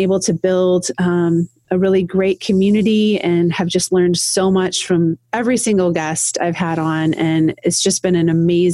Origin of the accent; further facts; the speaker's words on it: Iowa, United States; now in Toledo, United States; born and raised in Iowa. So in a very small town